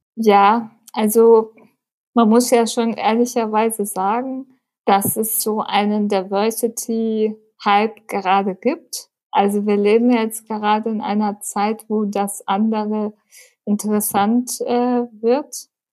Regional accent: Munich, Bavaria, Germany; Ich bin in München geboren, lebe seit zwei Jahren in meiner eigenen Wohnung

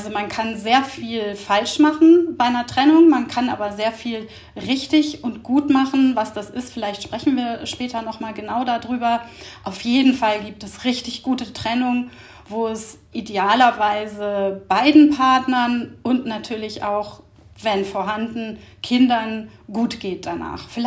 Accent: Hamburg, Germany; ich bin 53 Jahre alt und ich komme aus Hamburg.

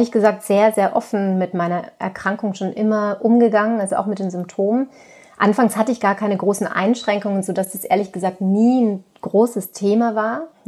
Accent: Tyrol, Austria; now in Germany; Ursprünglich komme ich aus Tirol und da sitze ich übrigens jetzt gerade auch in meinem alten Kinderzimmer und schaue hier schön auf das Kitzbühler Horn.

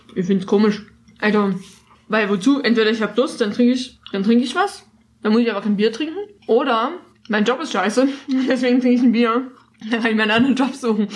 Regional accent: Dresden, Saxony, Germany; Ich komme ja aus Dresden

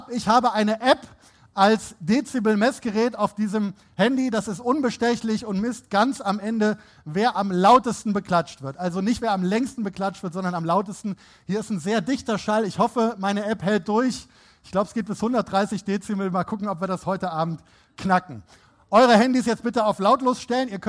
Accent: North Rhine-Westphalia, Germany; Ich selber bin auch Rheinländer, unverkennbar. … Ich stamme vom Niederrhein und habe mein journalistisches Handwerk bei der Rheinischen Post gelernt, unter anderem hier in Düsseldorf.

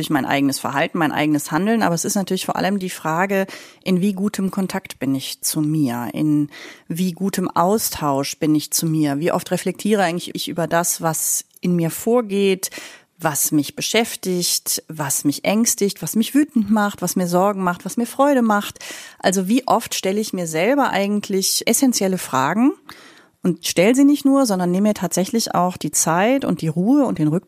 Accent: Germany; als Deutsche ganz besonders.

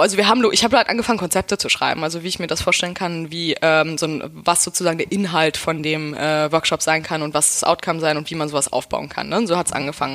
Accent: Brandenburg, Germany; also born or lived in Berlin; Ich bin Berlinerin, ja. Ähm, ich komme aus äh, Hinterpankow

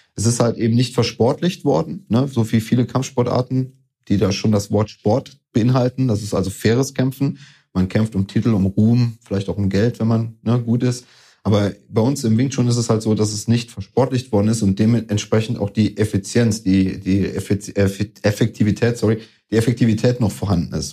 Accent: Koblenz, Rhineland-Palatinate, Germany; also born or lived in Gran Canaria / Tenerife; Das waren so die zwei einzigen Jahre, wo ich nicht in meiner geliebten Stadt Koblenz war. Aber ansonsten muss man sagen, bin ich bis dahin oder seitdem der Stadt immer treu geblieben und habe ja meine Heimat hier behalten

